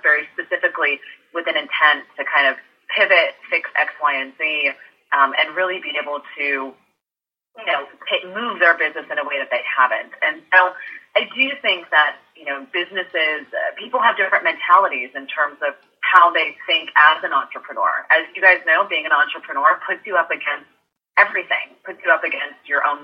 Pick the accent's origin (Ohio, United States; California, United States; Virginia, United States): California, United States; San Francisco; also born or lived in New York; now in Los Angeles, United States; I grew up in San Francisco